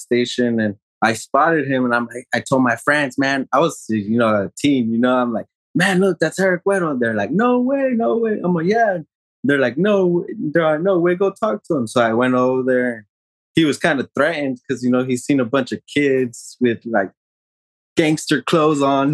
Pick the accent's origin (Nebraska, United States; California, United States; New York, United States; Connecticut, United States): California, United States; Escondido; I'm from Escondido